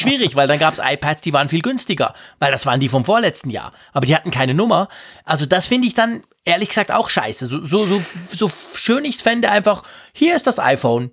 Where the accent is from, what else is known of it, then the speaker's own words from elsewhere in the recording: Switzerland; bei uns in der Schweiz